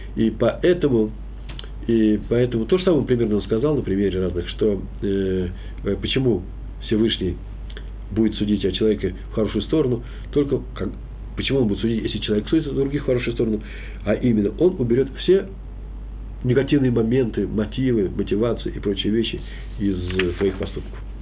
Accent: Moscow, Russia; Я москвич

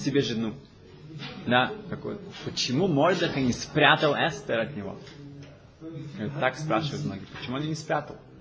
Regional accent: Germany; я из Германии

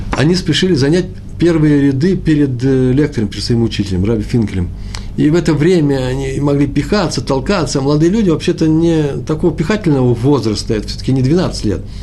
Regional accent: Moscow, Russia; Я из Москвы, мои предки из Чернобыля

